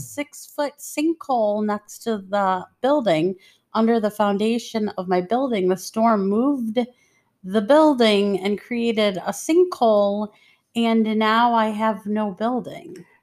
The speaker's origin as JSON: {"language": "English", "town": "Detroit", "region": "Michigan", "country": "United States", "tie": "born or raised there", "moved": "yes", "said": "I grew up in the streets of Detroit."}